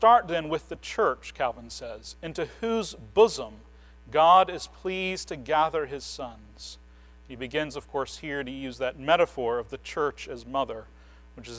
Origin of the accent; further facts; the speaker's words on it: United States; As modern American evangelicals